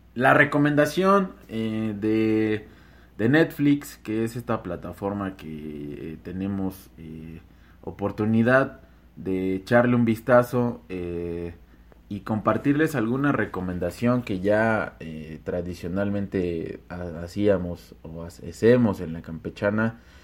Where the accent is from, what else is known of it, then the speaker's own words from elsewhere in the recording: Mexico; yo soy mexicano